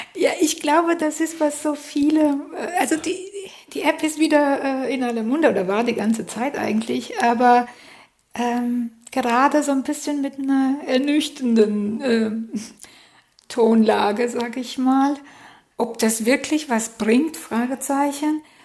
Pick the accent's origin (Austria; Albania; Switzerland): Albania; moved away as an adult; now in Germany; ich äh, bin gebürtige Albanerin, das heißt, ich habe in Albanien studiert